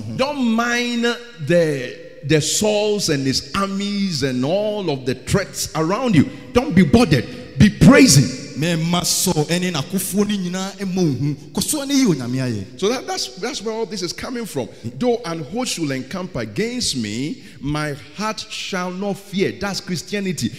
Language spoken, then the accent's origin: English; Ghana; I'm a Ghanaian